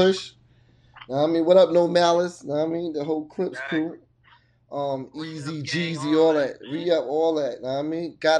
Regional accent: East Coast, United States; So, but I'm born and raised on the East Coast.

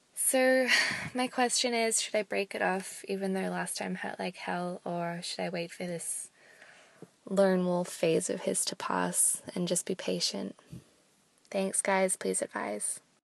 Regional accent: Australia; I'm from Australia, and I'm nineteen.

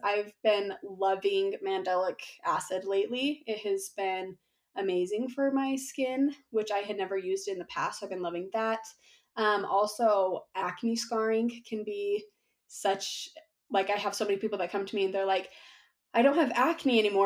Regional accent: Utah, United States; I am from Utah

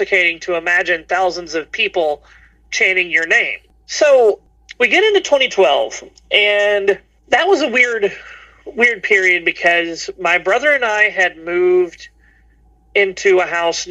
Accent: Chattanooga, Tennessee, United States; I get to get away from Chattanooga for a while.

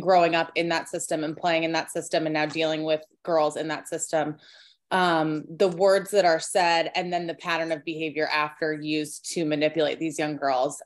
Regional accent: Southern California, United States; moved away; also born or lived in North Carolina; I grew up in Southern California

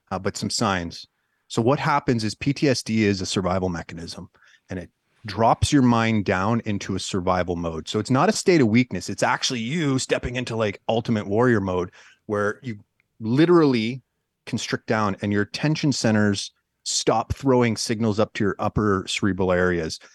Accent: Northern Ontario, Canada; I'm, I'm originally from Northern Canada, uh, Northern Ontario to be specific, you know, grew up in the woods

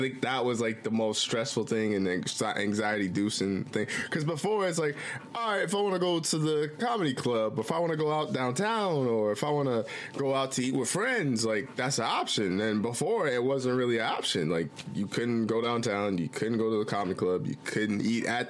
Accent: Midwest, United States; I'm from the Midwest

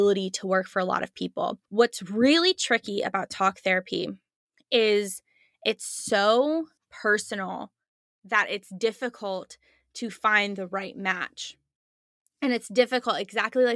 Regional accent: Chicago, Illinois, United States; moved away as an adult; now in Texas, United States; I'm originally from Chicago, was in Chicago

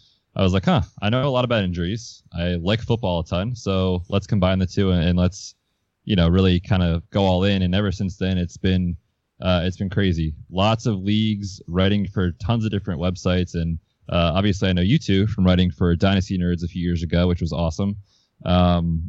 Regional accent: Hershey, Pennsylvania, United States; now in Vermont, United States; I grew up right around Hershey, Pennsylvania.

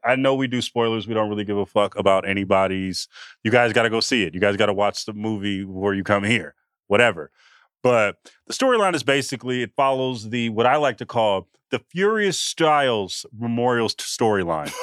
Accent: Oakland, California, United States; born or raised there

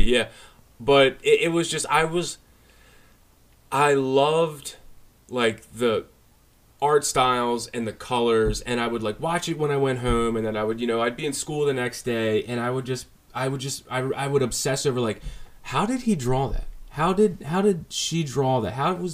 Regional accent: Baltimore, Maryland, United States; also born or lived in Parkville, Baltimore County, Maryland; now in Carroll County, United States; originally, I grew up in Baltimore. My family, we moved out of Baltimore when I was like 12 or 11 or 12. Then I moved up to Baltimore County in like this little town called Parkville.

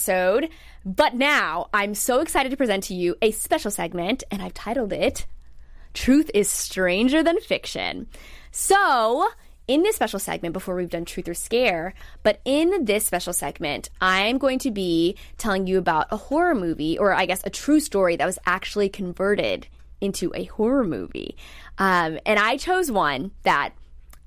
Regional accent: Virginia Beach, Virginia, United States; my good friend from home, shout out to Maddie Lennon, we grew up in Virginia Beach together

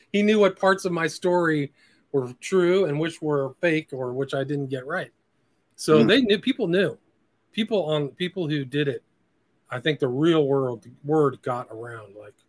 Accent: Nebraska, United States; born there; You have to remember, like I was born in Nebraska. I have a kind of semi-Midwestern sensibility.

